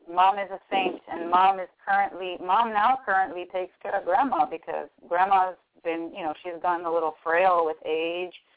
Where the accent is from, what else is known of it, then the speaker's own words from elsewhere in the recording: Miami, Florida, United States; born and raised in Miami, Florida